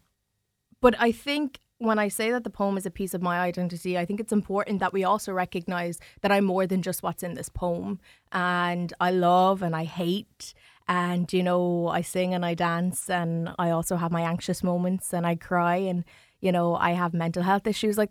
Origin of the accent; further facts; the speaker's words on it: New Ross, Leinster, Ireland; I grew up in New Ross and I grew up with white family